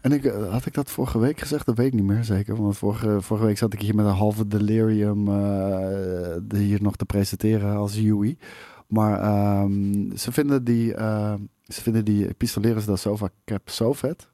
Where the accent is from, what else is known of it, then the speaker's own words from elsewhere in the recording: Netherlands; als Nederlanders